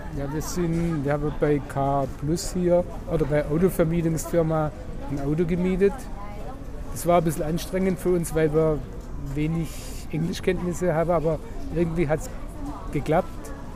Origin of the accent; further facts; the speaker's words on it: Germany; bei uns in Deutschland